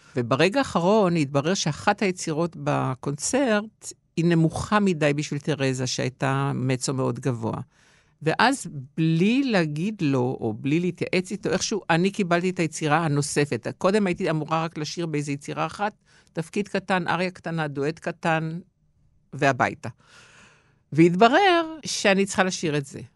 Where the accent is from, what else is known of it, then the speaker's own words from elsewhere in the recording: Givatayim, Tel Aviv District, Israel; גם זה שאף פעם לא עזבתי את הארץ ולא גרתי במקום אחר, חוץ מאשר לצורך של השתלמות או איזו הפקה אופראית, אבל, השורשים נשארו בגבעתיים